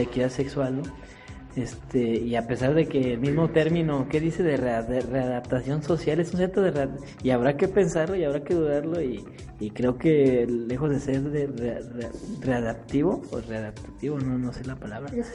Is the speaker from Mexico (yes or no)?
yes; Mexico; nosotros como, como digamos, como ciudadanos mexicanos